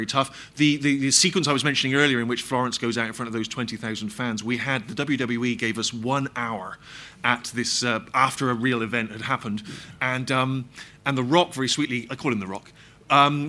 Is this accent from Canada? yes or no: no; Bristol, South West England, United Kingdom; my hometown of Bristol